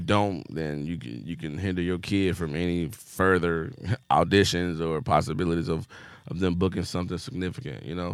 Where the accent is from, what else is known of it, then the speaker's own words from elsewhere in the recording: Compton, California, United States; I was from Compton